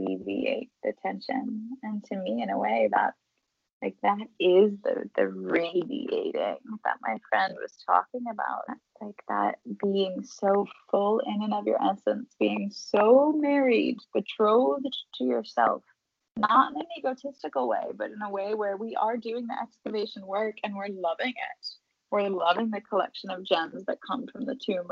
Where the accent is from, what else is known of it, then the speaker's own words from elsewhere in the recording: United States; moved away as an adult; as an American who's spent now almost most of, or at least half of my life, and definitely almost all of my adult life abroad